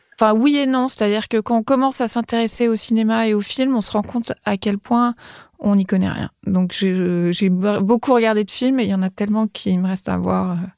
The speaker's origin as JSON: {"language": "French", "town": "Paris", "region": "Île-de-France", "country": "France", "tie": "born or raised there", "said": "J'ai grandi à Beaubourg"}